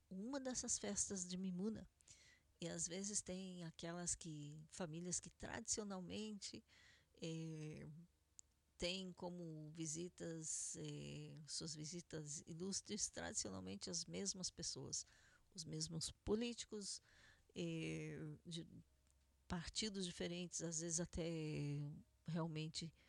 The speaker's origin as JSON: {"language": "Portuguese", "country": "Argentina", "second_language": "Portuguese", "said": "dissemos, nós somos argentinos, não somos sefaradim."}